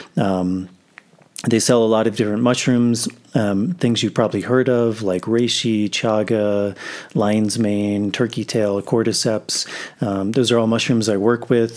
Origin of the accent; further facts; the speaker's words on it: United States; now in Peru; I'm in Peru, but, uh, I'm, I'm from the States